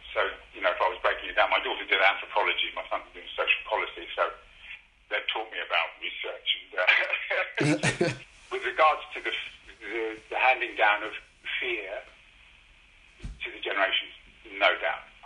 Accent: Luton, East of England, United Kingdom; also born or lived in London; I grew up in Luton, born in London, grew up in Luton

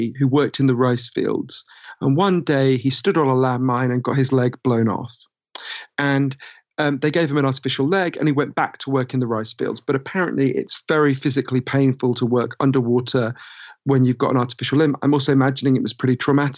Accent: United Kingdom; accent: Downton Abbey voice; moved away as an adult; also born or lived in United States; as you can tell from my weird Downton Abbey voice, I'm British

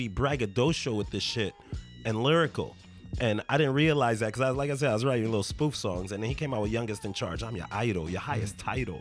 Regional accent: Inglewood, California, United States; I grew up in Inglewood

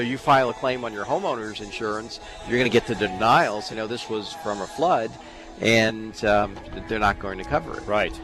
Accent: East Coast, United States; moved away as an adult; now in Colorado, United States; I'm from the East Coast, I, and I, I grew up on the ocean

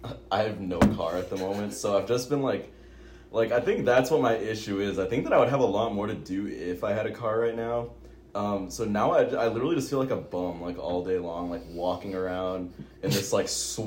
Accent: Hawaii, United States; moved away as an adult; now in Eugene, United States; I am from Hawaii, and Wilson is from Minnesota. And this is Wilson and I's first summer here.

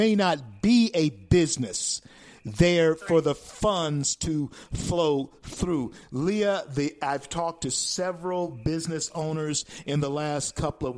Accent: Louisiana, United States; Louisiana, my home state

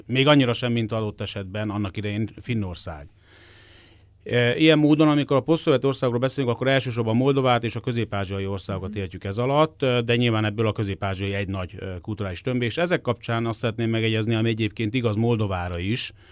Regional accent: Hungary

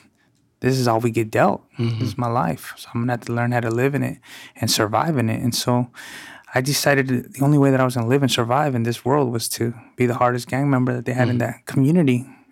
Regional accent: Mount Vernon, Washington, United States; I'm a former gang member. I grew up in Mount Vernon and did a lot of prison and juvenile institution time

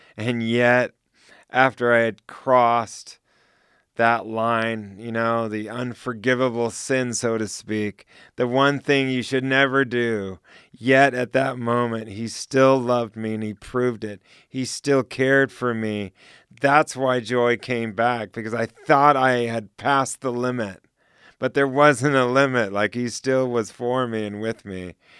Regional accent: United States; moved away; also born or lived in Switzerland / Central Asia; I'm American Swiss. So I have two citizenships

